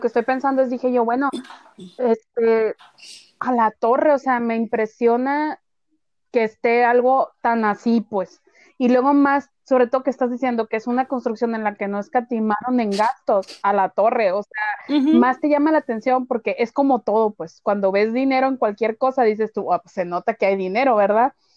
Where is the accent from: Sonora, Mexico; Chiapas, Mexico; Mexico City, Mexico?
Sonora, Mexico; así somos los sonorenses